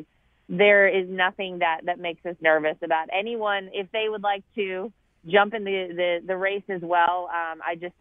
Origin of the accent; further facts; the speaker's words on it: North Carolina, United States; moved away; I'm from North Carolina